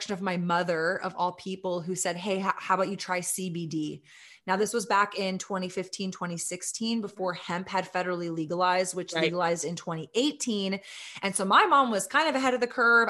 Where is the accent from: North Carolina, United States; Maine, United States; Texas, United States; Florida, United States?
Texas, United States; Austin; We're a women-owned, sister-owned cannabis brand that is headquartered in my hometown of Austin, Texas